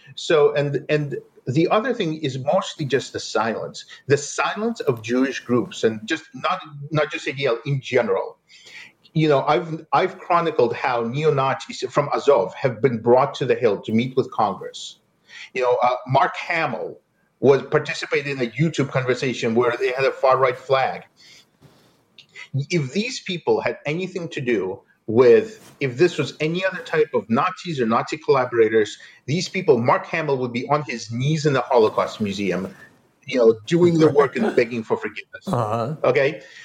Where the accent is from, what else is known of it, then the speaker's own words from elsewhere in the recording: Eastern Ukraine, Ukraine; now in United States; I come from Eastern Ukraine. I came to America as a political refugee from Soviet anti-Semitism